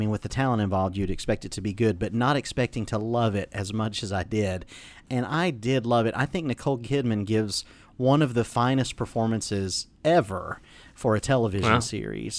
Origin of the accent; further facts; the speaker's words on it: Atlanta, Georgia, United States; I grew up in Atlanta